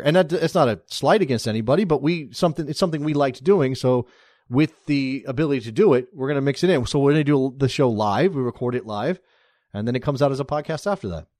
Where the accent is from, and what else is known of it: United States